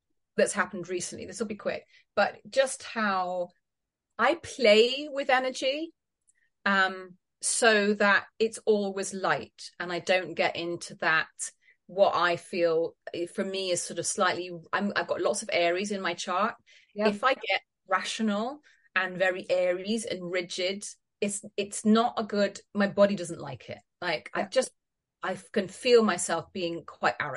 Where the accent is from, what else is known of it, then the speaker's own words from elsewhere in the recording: Scotland, United Kingdom; I'm Scottish